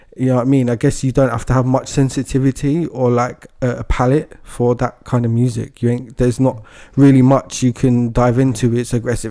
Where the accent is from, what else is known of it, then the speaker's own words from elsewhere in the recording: United Kingdom; as British people